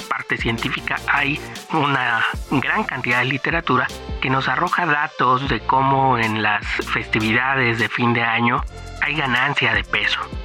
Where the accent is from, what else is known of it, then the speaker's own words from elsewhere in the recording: Mexico; nosotros como mexicanos